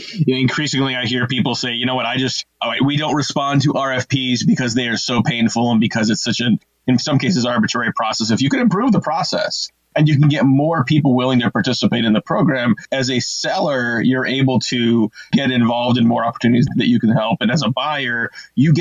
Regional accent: Bay Area, California, United States; having grown up in the Bay Area in the 80s myself

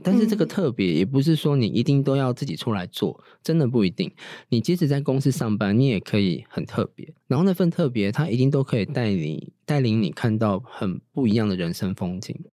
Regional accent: Tainan, Taiwan; now in Taipei, Taiwan; 我是台南人，那我现在住台北，我会不会以后我就住台南

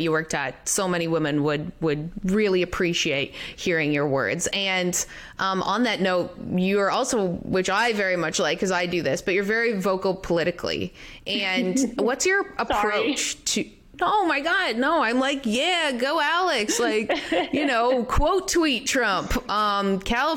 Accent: Canada; I'm Canadian

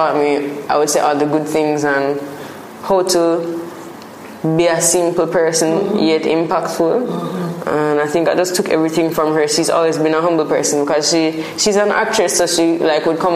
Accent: Spanish Town, Saint Catherine, Jamaica; Growing up in Spanish Town was a simple, like almost a small town vibe, as opposed to like a Kingston or a city vibe

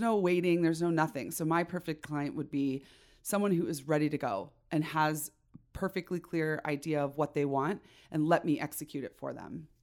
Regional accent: Chicago, Illinois, United States; now in Idaho, United States; I born and raised in Chicago, in the suburbs

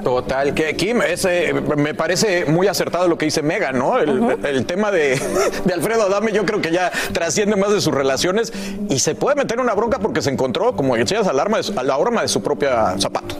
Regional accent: Mexico; moved away; yo, que soy el mexicano de la mesa

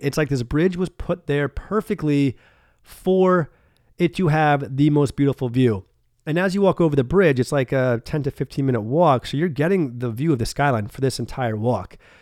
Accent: about an hour north of New York City, United States; moved away as an adult; also born or lived in Rhode Island / San Diego; now in Florida, United States; I grew up in New York, about an hour north of New York City.

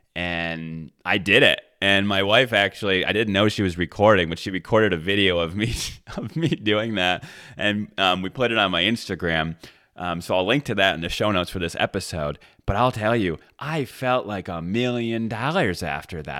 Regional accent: Michigan, United States; when I was a kid, I grew up in Michigan

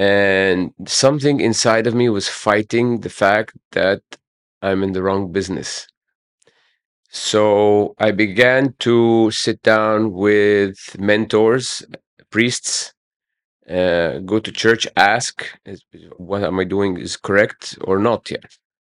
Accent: Cairo, Cairo Governorate, Egypt; I grew up in Heliopolis, yeah. And I live

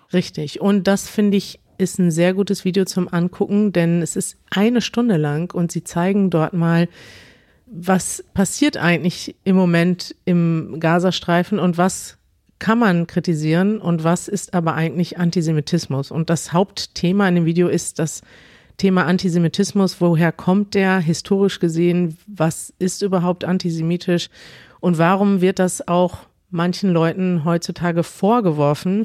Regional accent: Germany; Als Deutsche

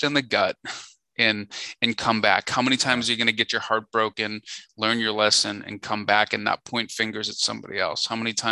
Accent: Chicago, Illinois, United States; moved away as an adult; now in Nashville, United States; I was born and bred in Chicago

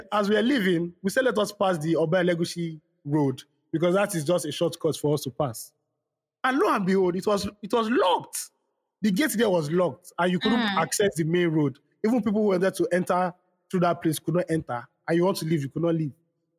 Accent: Nigeria; now in Scotland, United Kingdom; I'm Nigerian, she's Ghanaian, and we are both in Scotland.

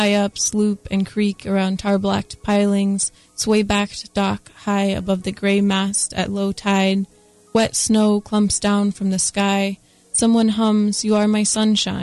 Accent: Washington, United States; now in North Carolina, United States; I'm from Washington State

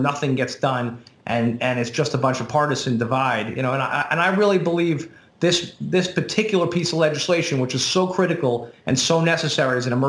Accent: New Jersey, United States; I'm from Jersey.

